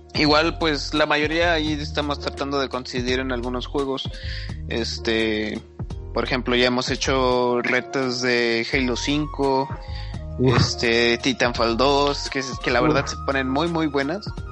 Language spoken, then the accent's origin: Spanish; Nuevo León, Mexico; Yo soy, yo soy de, de Nuevo León, de, pues no soy de Monterrey, pero estoy al ladito a una hora y media.